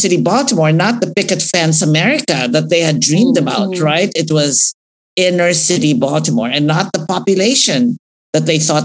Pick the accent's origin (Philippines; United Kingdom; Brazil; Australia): Philippines; also born or lived in Bicol; now in United States; I grew up in the Philippines, but I was an adult in the US